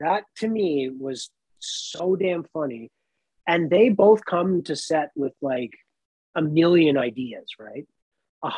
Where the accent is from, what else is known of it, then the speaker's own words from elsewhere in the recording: Nova Scotia, Canada; I grew up in Nova Scotia.